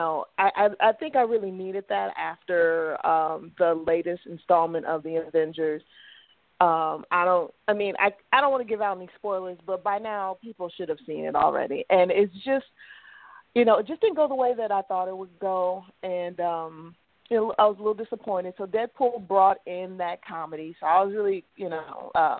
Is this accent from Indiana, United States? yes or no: yes; South Bend, Indiana, United States; I am from South Bend, Indiana.